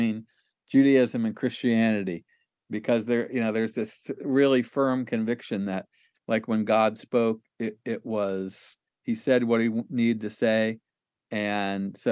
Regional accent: Ohio, United States; I grew up in Lutheran church in Ohio

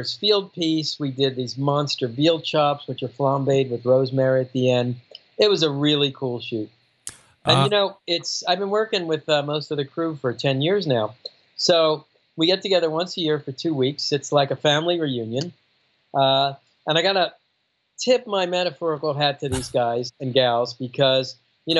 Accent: Miami, Florida, United States; I'm from Miami

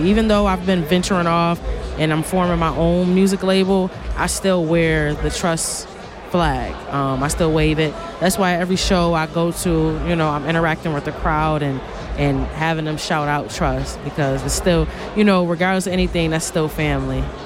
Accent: Buffalo, New York, United States; I'm from Buffalo, New York

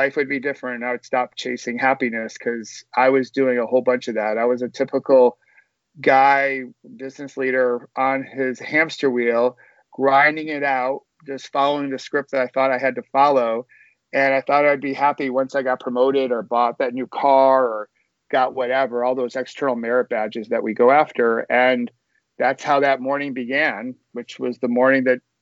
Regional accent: Rochester, New York, United States; moved away as an adult; also born or lived in Virginia / Washington, D.C. / northern New Jersey; now in New Jersey, United States; I grew up in Rochester, New York

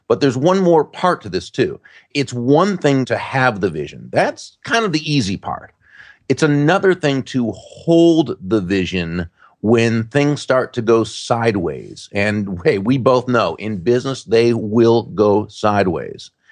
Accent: Massachusetts, United States; now in Florida, United States; when I grew up in Massachusetts

